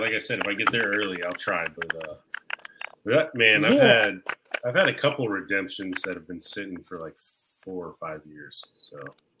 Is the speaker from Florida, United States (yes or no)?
yes; Florida, United States; also born or lived in Baltimore; I grew up in Florida, so I went to a lot of Daytona 500 races as a kid